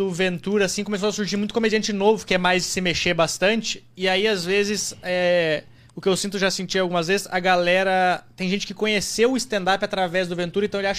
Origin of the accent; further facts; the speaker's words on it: Rio Grande do Sul, Brazil; Cara, eu sou do Rio Grande do Sul, vim pra cá pra fazer stand-up.